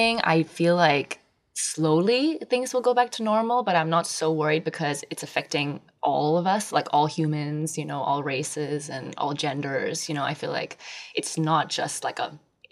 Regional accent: Singapore; my dad is Austrian. My mom is from Hong Kong. Born and raised in Singapore

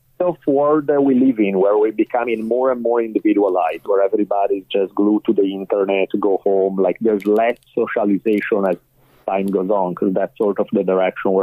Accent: Milan, Lombardy, Italy; accent: Italian; English is a second language; moved away as an adult; now in United States; Milan. I grew up in Milan. I spent there the first 18 years of my life.

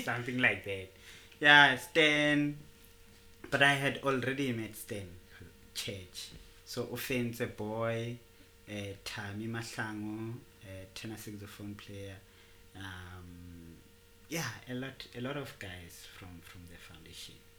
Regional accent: Tembisa, Gauteng, South Africa; I'm a trombone player from Tembisa. I, I was born and bred in Tembisa.

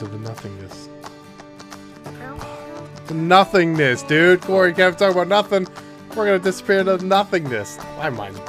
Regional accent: Streetsboro, Ohio, United States; I'm from Streetsboro.

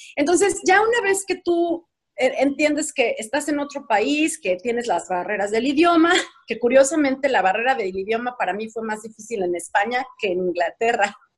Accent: Mexico; accent: Mexican; moved away as an adult; also born or lived in England; now in United Kingdom; todos los días alguien me recuerda que soy mexicana, ¿no? Por mi acento

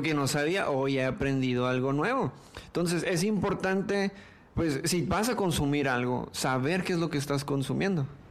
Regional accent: Tijuana, Baja California, Mexico; la gente de Tijuana, nací en Tijuana

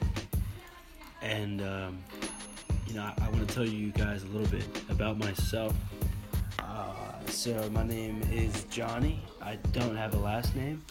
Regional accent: Knoxville, Tennessee, United States; I'm from Knoxville, Tennessee

